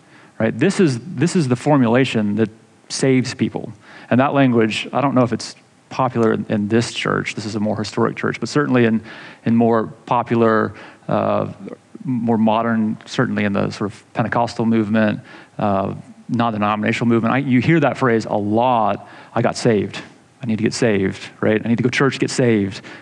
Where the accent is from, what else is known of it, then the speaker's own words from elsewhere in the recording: Atlanta, Georgia, United States; growing up in Atlanta, going to the Georgia Dome